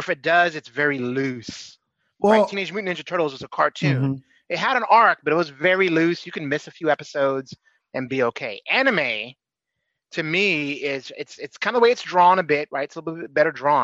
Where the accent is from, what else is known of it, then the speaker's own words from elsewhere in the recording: United States; as an American kid